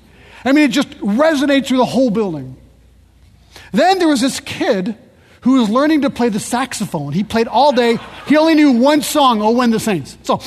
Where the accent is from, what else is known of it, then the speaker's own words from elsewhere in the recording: Paris, Île-de-France, France; born there; I was born in Paris. My kids are French.